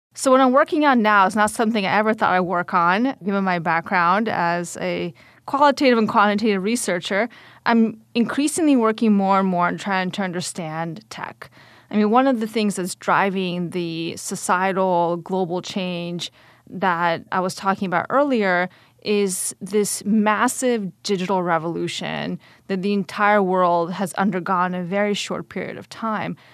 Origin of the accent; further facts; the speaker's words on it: Atlanta, Georgia, United States; also born or lived in Kyiv, Ukraine; my family immigrated in nineteen ninety-one, but before the fall of the Soviet Union, to Atlanta, Georgia. So I went straight from the Soviet state to the South in the United States and grew up the rest of my childhood there.